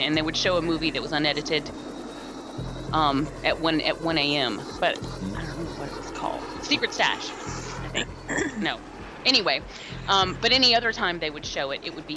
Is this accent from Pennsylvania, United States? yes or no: no; Atlanta, Georgia, United States; I grew up in Atlanta, so TBS was a normal station for us.